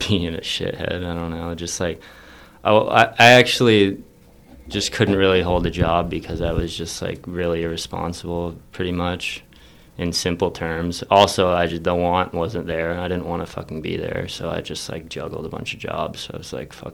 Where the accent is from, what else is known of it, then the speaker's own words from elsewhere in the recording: Colorado, United States; now in New York, United States; I'm from Colorado originally